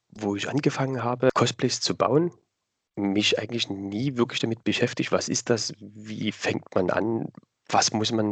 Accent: Dresden, Saxony, Germany; accent: Saxon; also ich komme aus Dresden, aus dem schönen mhm. Sachsen. Mhm. Hört ah, man ah, vielleicht auch ein bisschen in der Stimme, in der Sprache. Ähm, genau, ich bin jetzt 34 Jahre jung

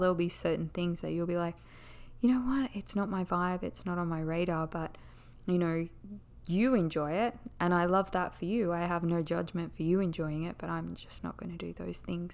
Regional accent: Australia; accent: Australian; I am Australian

